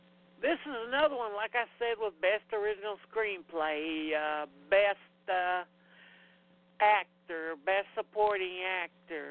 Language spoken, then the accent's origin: English; the South, United States; I'm from the South